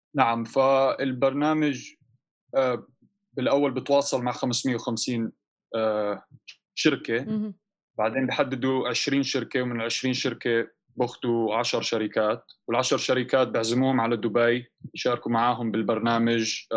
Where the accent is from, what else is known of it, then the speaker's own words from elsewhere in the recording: Amman, Amman Governorate, Jordan; also born or lived in London / Canada / United States; انا وشركائي آه، تربينا بعمان